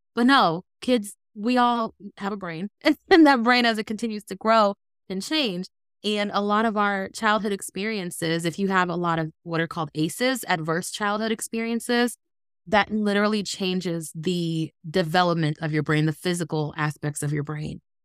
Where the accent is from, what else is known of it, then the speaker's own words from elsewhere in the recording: Ohio, United States; also born or lived in Los Angeles, California; when I was nine, my grandfather got sick in Ohio